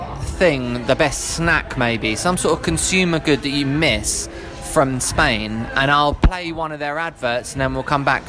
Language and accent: English; England, United Kingdom; also born or lived in New York; I mean, I'm English though, and I'm doing this with you, which is quite a friendly thing to do.